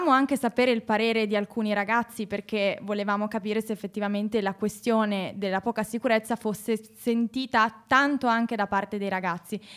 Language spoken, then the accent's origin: Italian; Pavia, Lombardy, Italy; Poi soprattutto anche io sono di Pavia